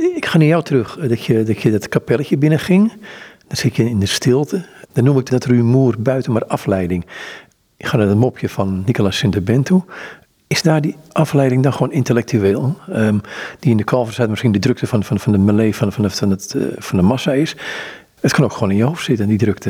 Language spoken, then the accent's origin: Dutch; Amsterdam, North Holland, Netherlands; ik ben Amsterdammer